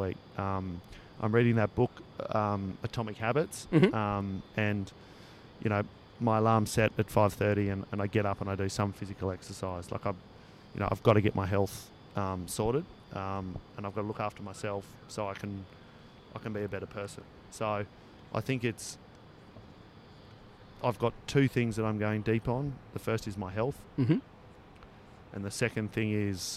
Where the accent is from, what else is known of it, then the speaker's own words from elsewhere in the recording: Northern New South Wales, Australia; now in Northern Beaches, Australia; I'm obviously from Northern New South Wales as well.